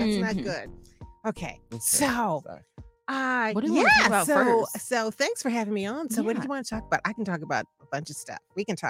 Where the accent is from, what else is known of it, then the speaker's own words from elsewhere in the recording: Phoenix, Illinois, United States; I grew up in Phoenix, Illinois, which is 5 blocks by 9 blocks.